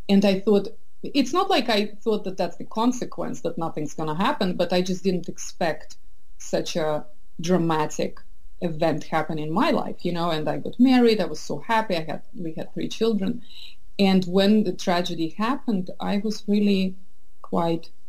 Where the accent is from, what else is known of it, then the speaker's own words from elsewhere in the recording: Estonia; also born or lived in St. Petersburg, Russia / United Kingdom / France / Boston, United States; now in San Francisco Bay Area, United States; I was born in St. Petersburg. I grew up in wow. Estonia, which is very similar, but yet so different culturally.